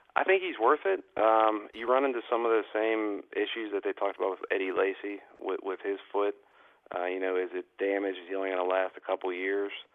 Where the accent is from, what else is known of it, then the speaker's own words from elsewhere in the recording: Pittsburgh, Pennsylvania, United States; I'm from Pittsburgh